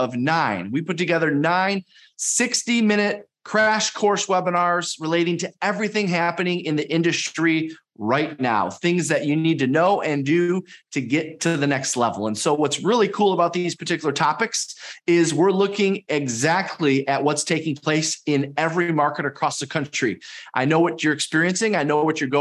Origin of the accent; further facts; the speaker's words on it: Detroit, Michigan, United States; I'm from Detroit, Michigan